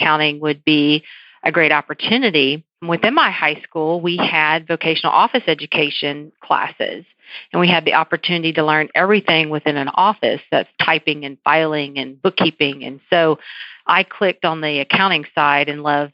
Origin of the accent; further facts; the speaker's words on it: San Antonio, Texas, United States; now in Southeast Texas, United States; I'm from San Antonio